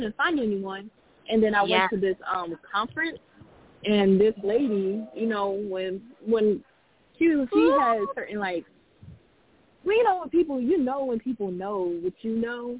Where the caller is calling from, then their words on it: Japan; I'm calling in from Japan.